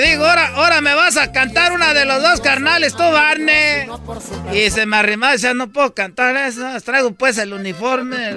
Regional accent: Michoacán, Mexico; yo pues vengo de Michoacán y a mí me tienen envidia pues todos porque soy de Michoacán

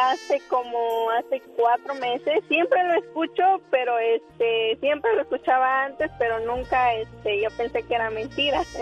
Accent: Oaxaca, Mexico; now in New Jersey, United States; Yo soy de Oaxaca.

